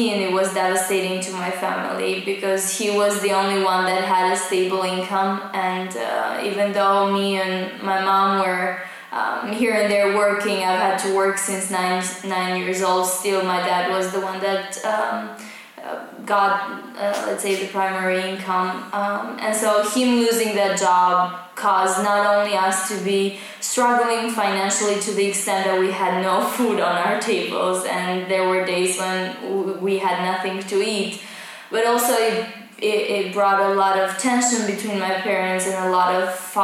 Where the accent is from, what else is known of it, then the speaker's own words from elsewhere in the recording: Pogradec, Korçë County, Albania; now in Tirana, Albania; I'm originally from Pogradec